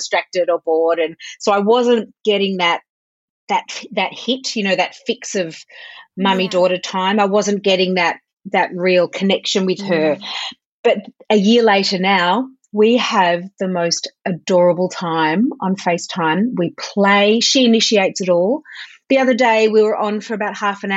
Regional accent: Melbourne, Victoria, Australia; also born or lived in Sydney / United Kingdom; Melbourne, which is actually my hometown

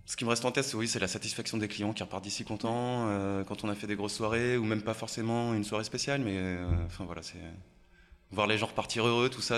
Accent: Haute-Savoie, Auvergne-Rhône-Alpes, France; also born or lived in Annecy; Alors, je suis né en Haute-Savoie, pas à Annecy, mais, euh, mais oui, pas très loin.

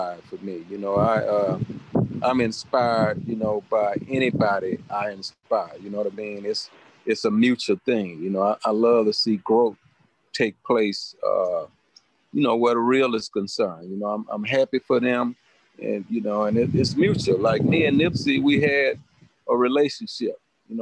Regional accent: Houston, Texas, United States; down here in Houston

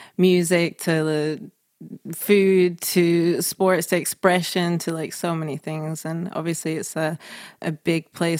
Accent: Manchester, North West England, United Kingdom; also born or lived in Scotland; I mean, I grew up in Manchester, then in Scotland

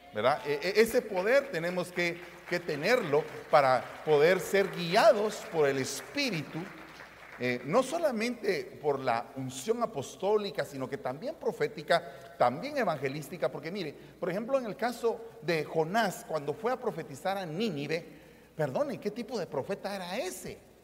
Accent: Guatemala; vengo de Guatemala

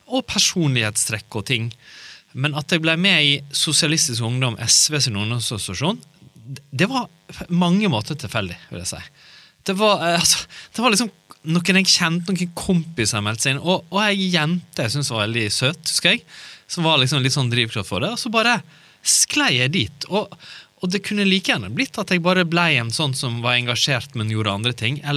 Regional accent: Naustdal, Vestland, Norway; born or raised there; moved away; also born or lived in Kristiansand

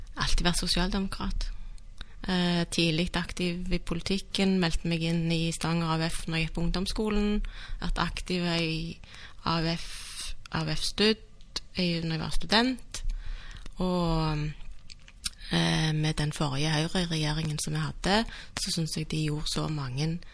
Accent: Stavanger, Rogaland, Norway; also born or lived in Bergen; Jeg er født og oppvokst i Stavanger.

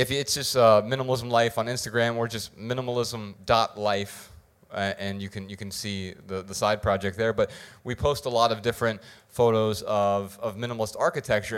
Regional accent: Dayton, Ohio, United States; I'm from Dayton, Ohio

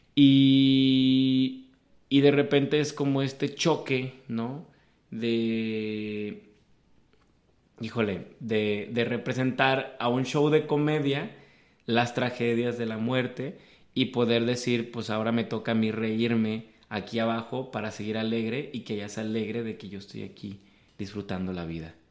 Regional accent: Guadalajara, Jalisco, Mexico; aquí la altitud hace que el, bolillo se haga el virote salado

